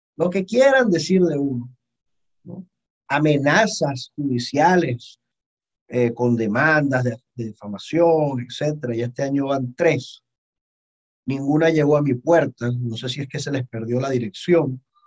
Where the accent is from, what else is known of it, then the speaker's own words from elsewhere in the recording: Venezuela; soy más venezolano que la arepa